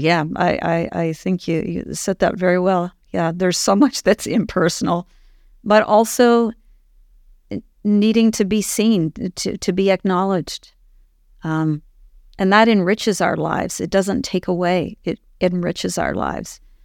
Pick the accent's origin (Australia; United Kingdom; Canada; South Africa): Canada; Ottawa, Ontario; moved away; I actually was born and raised in Ottawa